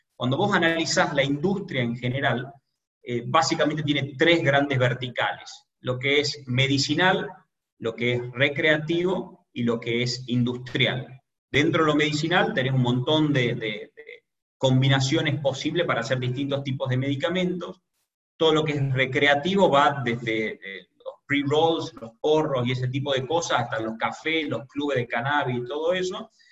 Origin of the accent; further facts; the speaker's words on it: Tucumán, Argentina; soy emprendedor argentino, tucumano específicamente